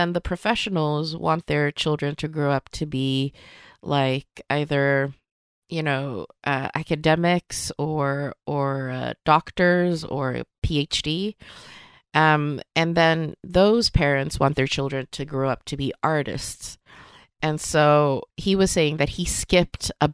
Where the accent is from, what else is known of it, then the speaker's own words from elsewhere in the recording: Sweden; first language Swedish; English is a second language; both of my parents came to Sweden when they were 19, both to kind of work within the restaurant industry, really. And then they met here and got married and then had me